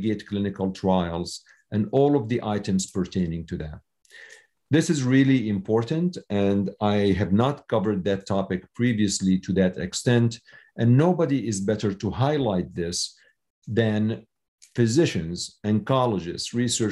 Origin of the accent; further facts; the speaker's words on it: Syria; now in United States; I was born in Syria, and I came to the U.S. 30 years ago.